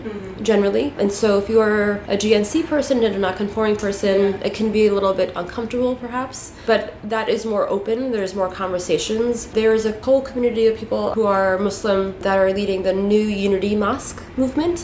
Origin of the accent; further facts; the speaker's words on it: New York City, New York, United States; English is a second language; In New York City, in Queens